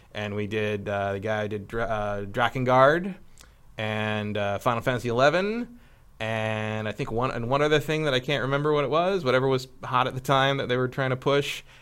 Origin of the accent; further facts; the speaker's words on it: Northern California, United States; I grew up in Northern California